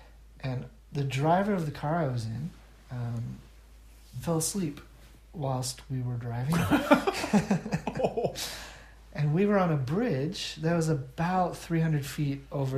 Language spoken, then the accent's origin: English; Seattle, Washington, United States; And on top of that, I'm from Seattle. And I'm not used to hot summers.